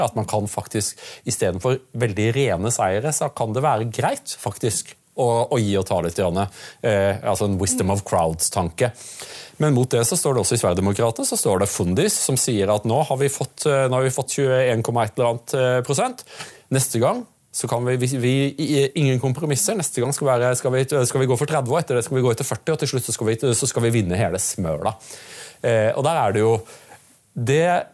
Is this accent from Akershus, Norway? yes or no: no; Audnedal, Agder, Norway; now in Oslo, Norway; som meg født på Sørlandet